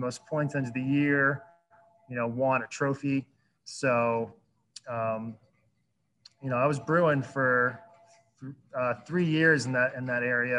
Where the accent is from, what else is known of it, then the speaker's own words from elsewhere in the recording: Phoenixville, Pennsylvania, United States; moved away as an adult; also born or lived in San Luis Obispo, California; now in East Hampton, United States; I grew up outside of Philadelphia in the suburbs out there in a town called Phoenixville